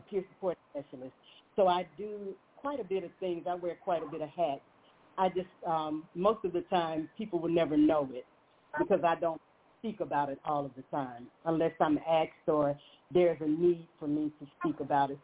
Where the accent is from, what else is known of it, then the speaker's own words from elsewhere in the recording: Montgomery, Alabama, United States; I'm hailing from Montgomery, Alabama, born here originally